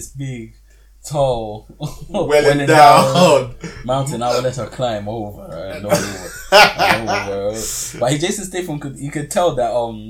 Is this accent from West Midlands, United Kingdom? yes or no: no; London, United Kingdom; obviously I'm from London